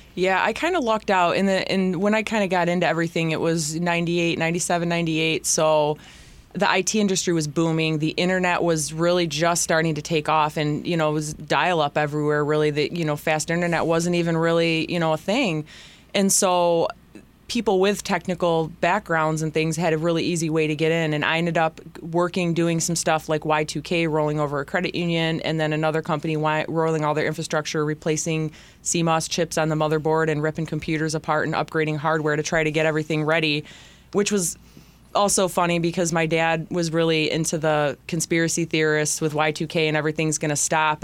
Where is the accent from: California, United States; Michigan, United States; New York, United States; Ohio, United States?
Michigan, United States; Bellaire; also born or lived in Zeeland, Michigan / Grand Rapids, Michigan; I'm from Bel Air